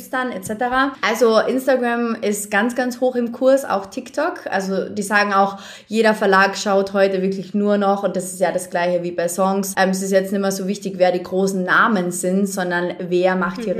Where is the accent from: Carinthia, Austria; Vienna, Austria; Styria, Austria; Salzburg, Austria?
Carinthia, Austria; weil die halt auch Kärntnerin bin, ich habe ja auch einen Dialekt